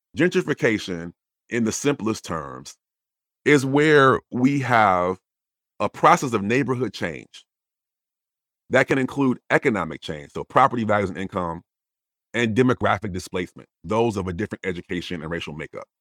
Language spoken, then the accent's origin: English; Wisconsin, United States; I'm from Wisconsin